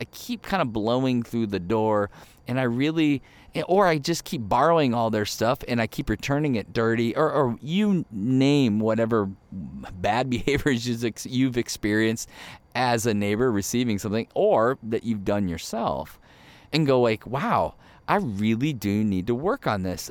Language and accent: English; Ohio, United States; moved away as an adult; also born or lived in Michigan / Chicago; now in Arizona, United States; born in Michigan, grew up in Ohio